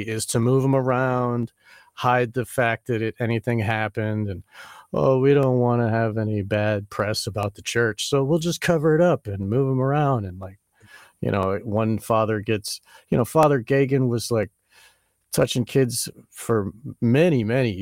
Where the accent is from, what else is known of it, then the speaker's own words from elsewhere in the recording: north of Boston, Massachusetts, United States; I'm from Massachusetts, like north of Boston